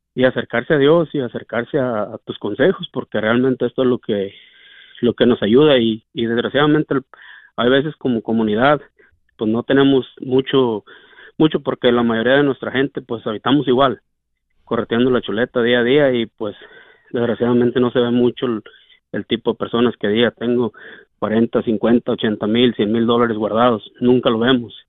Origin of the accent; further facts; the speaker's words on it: Jalisco, Mexico; moved away; De Jalisco.